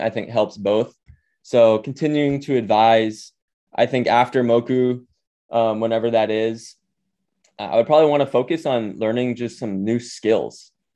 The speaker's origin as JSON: {"language": "English", "town": "Honolulu", "region": "Hawaii", "country": "United States", "tie": "born or raised there", "also_born_or_lived": "New York City / Bay Area", "moved": "yes", "said": "I grew up in Honolulu, Hawaii"}